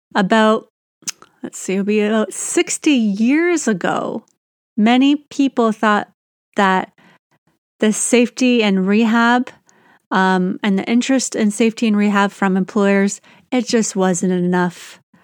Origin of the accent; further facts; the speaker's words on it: Canada; I'm Canadian